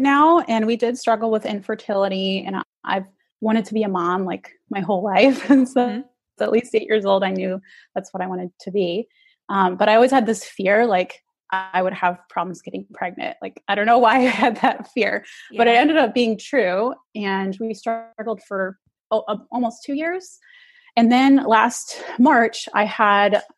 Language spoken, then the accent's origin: English; Texas, United States; moved away as an adult; also born or lived in Germany; now in California, United States; I'm originally from Texas, but currently living in California because my husband's in the Army.